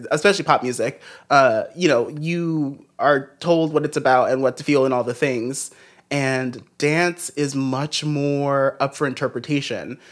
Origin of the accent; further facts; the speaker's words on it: Los Angeles, California, United States; I'm from Los Angeles